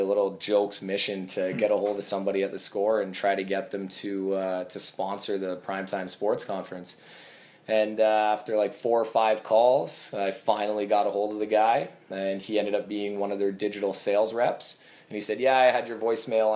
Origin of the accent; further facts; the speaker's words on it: Kitchener, Ontario, Canada; Growing up in Kitchener-Waterloo area, theScore was the only sports station I watched.